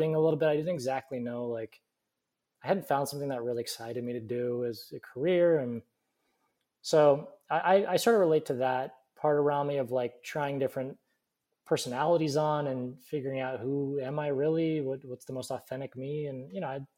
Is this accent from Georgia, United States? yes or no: no; Alaska, United States; now in Burbank, United States; I grew up in Alaska